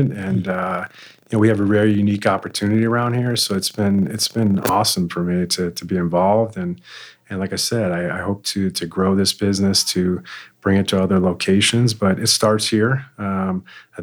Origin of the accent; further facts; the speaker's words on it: Connecticut, United States; moved away as an adult; now in Lone Tree, United States; I grew up in Connecticut.